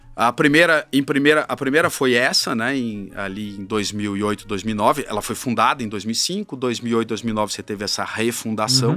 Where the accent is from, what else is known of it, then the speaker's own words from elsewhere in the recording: Curitiba, Paraná, Brazil; moved away as an adult; also born or lived in São Paulo; Eu vim é, de Curitiba para São Paulo para fazer faculdade